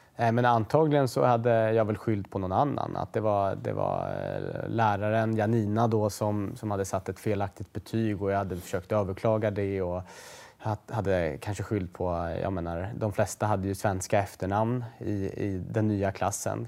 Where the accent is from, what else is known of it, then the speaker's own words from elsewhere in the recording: Stockholm, Stockholm County, Sweden; Husby som är ju såklart ett bostadsområde norr om Stockholm där jag är född och växte upp kring Järvafältet